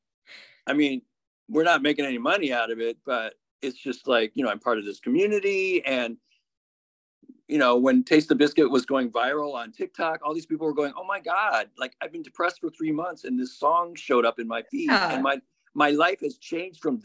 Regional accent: Bloomfield Hills, Michigan, United States; moved away as an adult; now in San Francisco, United States; I grew up in Bloomfield Hills, which is a suburb of Detroit

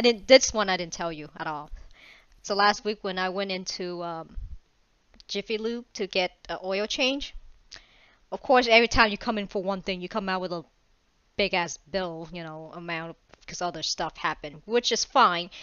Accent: Vietnam; I'm Asian, Vietnamese

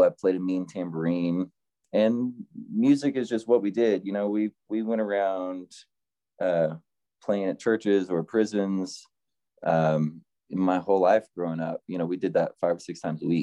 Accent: Oklahoma, United States; now in Fayetteville, United States; the tiny town that I grew up in Oklahoma

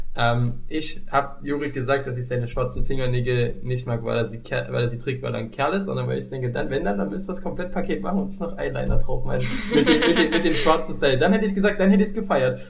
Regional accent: East Germany, Germany; ich bin ja ein Kind des Ostens

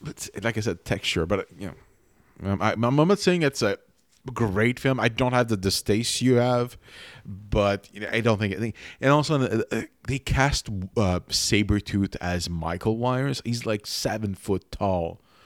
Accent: Quebec, Canada; first language French; English is a second language; in Quebec

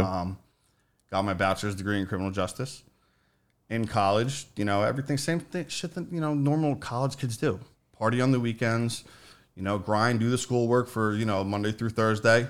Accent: Morris County, New Jersey, United States; I grew up in Morris County, New Jersey.

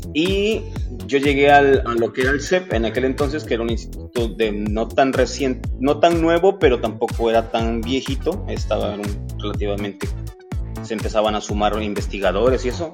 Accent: Veracruz, Mexico; soy un oriundo, un jarocho, ah. oriundo del puerto de Veracruz.

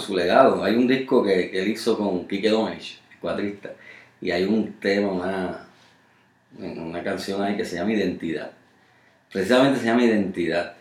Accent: Puerto Rico; los que nunca abandonamos esta isla

